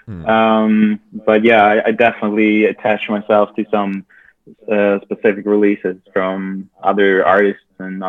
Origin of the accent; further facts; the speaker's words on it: southernmost part of Sweden, southern Sweden, Sweden; we're all from Sweden, the whole band. Mm-hmm. And we grew up in a small town or village